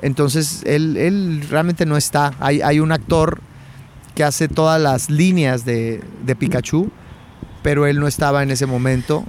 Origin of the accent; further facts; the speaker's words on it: Chihuahua, Mexico; moved away as an adult; also born or lived in Mexico City, Mexico; now in Los Angeles, United States; cuando me vine a, México, de Chihuahua, mi, ciudad natal, a México